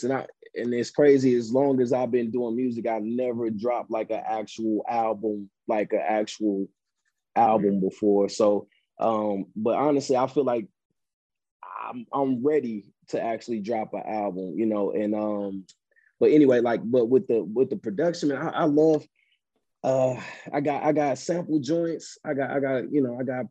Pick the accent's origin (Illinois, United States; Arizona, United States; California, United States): Illinois, United States; East St. Louis; I'm from East St. Louis. I'm actually from Illinois